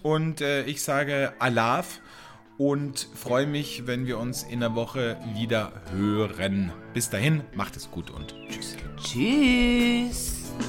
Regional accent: Wörthersee, Carinthia, Austria; now in Germany; da, wo ich aufgewachsen bin, am Wörthersee, in einem Tourismusgebiet

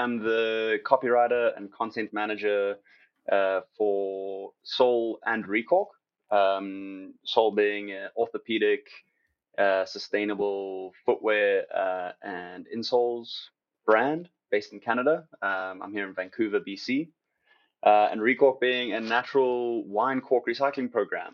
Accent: Cape Town, Western Cape, South Africa; moved away; I'm from South Africa, you know, I'm from Cape Town

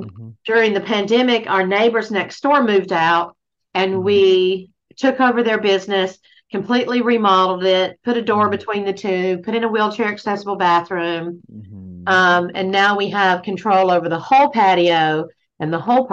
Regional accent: Georgia, United States; also born or lived in Athens, Georgia; I'm from Georgia, a small town in Georgia, and I was raised Southern Baptist

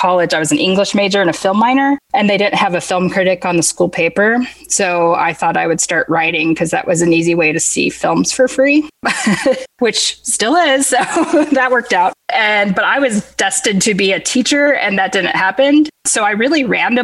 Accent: San Diego, California, United States; moved away as an adult; also born or lived in Los Angeles, California / Oxford, Mississippi; Northern San Diego, which is mostly where I'm from

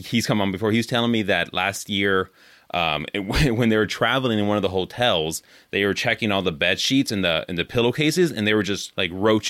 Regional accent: California, United States; now in Wisconsin, United States; I'm from California. I live in Wisconsin now, but I'm from California

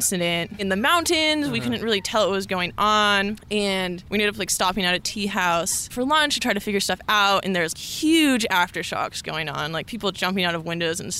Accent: Northern California, United States; moved away as an adult; also born or lived in Colorado; I grew up in Northern California

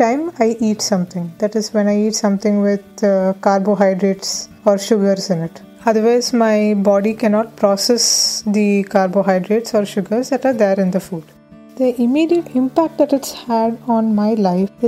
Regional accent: Pune, Maharashtra, India; moved away as an adult; now in Netherlands; I'm originally from Pune, but I'm currently pursuing my master's degree in the Netherlands

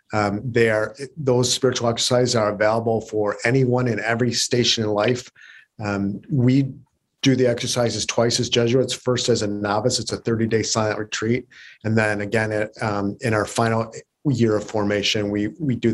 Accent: Detroit, Michigan, United States; moved away as an adult; also born or lived in Berkeley / Chicago / San Francisco; They sent me back to my hometown

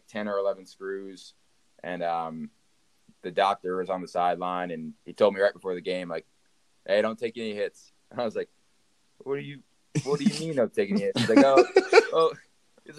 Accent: Pennsylvania, United States; moved away; Pennsylvania where I'm from

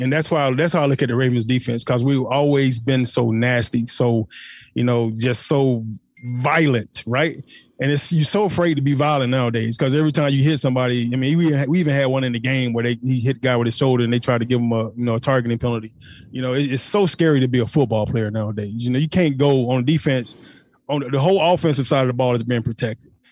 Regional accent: Atlanta, Georgia, United States; He's from my hometown

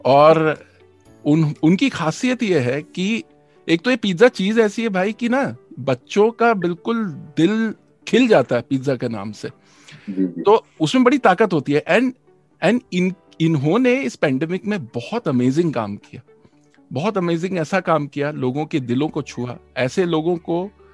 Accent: Bhopal, Madhya Pradesh, India; मैं भोपाल से हूँ

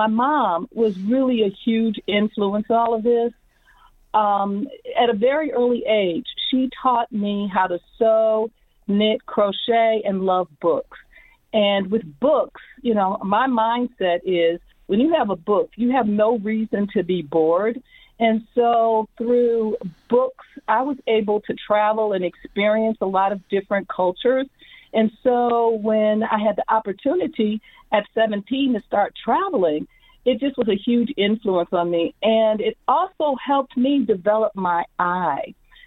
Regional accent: Midwest, United States; When you're from the Midwest, going into New York is a big shock to your system

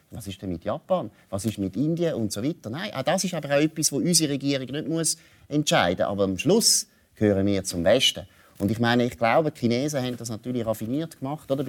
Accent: Switzerland; haben wir als Schweizer auch nie investiert. Wir sind als Schweiz ich sage die Eidgenossenschaft

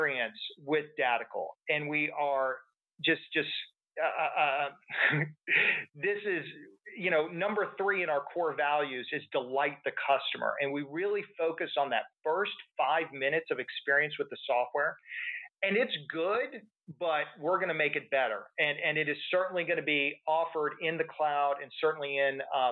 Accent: Texas, United States; I'm from Texas

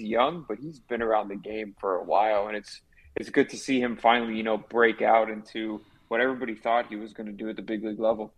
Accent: Miami, Florida, United States; born and raised in Miami

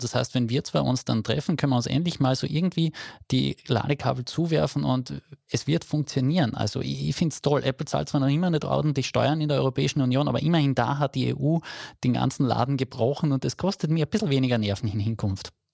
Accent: Carinthia, Austria; bei uns in Kärnten

